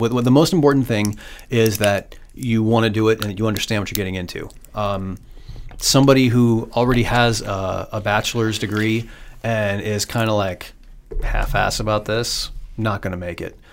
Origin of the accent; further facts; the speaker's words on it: Iowa, United States; also born or lived in Pittsburgh, Pennsylvania; I grew up in Iowa and graduated from University of Iowa